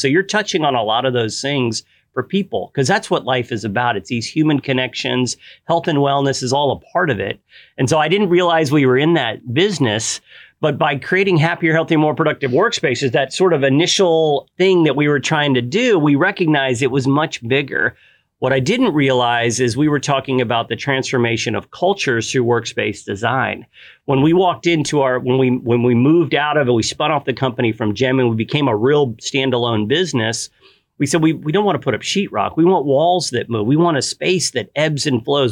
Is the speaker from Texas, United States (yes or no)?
yes; Galveston, Texas, United States; moved away as an adult; also born or lived in the Midwest / Dallas-Fort Worth; now in Dallas, United States; my wife and I grew up in Galveston. I was born in the Midwest, but we grew up in Galveston and we moved up here about 20 years ago